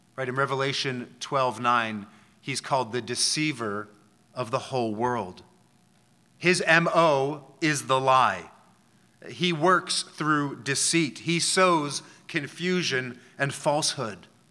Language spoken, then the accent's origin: English; Philadelphia, Pennsylvania, United States; moved away; I'm from Philadelphia